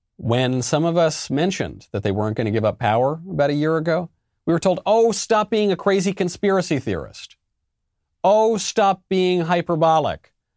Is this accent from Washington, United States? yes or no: no; New York, United States; I say this as a New Yorker. I say this as an Italian American. I come from a very similar culture. I think actually the same town as Andrew Cuomo